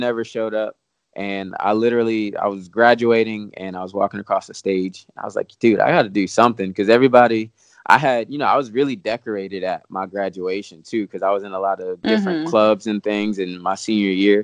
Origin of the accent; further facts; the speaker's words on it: Williamsport, Pennsylvania, United States; moved away; I'm from Williamsport, Pennsylvania.